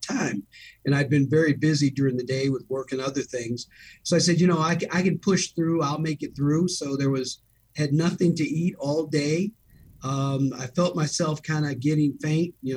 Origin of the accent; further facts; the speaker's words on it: Chicago, Illinois, United States; also born or lived in River Forest, Illinois; Born and raised in Chicago, on the west side of Chicago